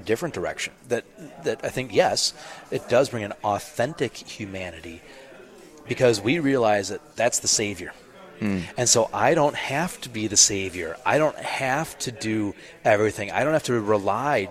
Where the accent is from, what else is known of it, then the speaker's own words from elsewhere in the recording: Minnesota, United States; as a Minnesotan